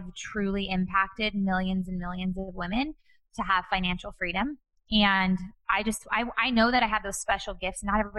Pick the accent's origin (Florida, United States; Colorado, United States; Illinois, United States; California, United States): California, United States; Bakersfield; now in Newport Beach, United States; I grew up in Bakersfield, California